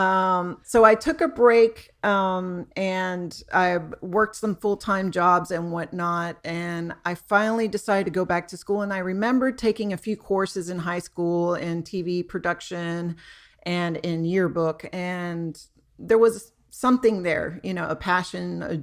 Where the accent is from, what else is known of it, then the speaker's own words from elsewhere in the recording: Homestead, Florida, United States; where I grew up down in Homestead, Florida, which is about 40 miles south of Miami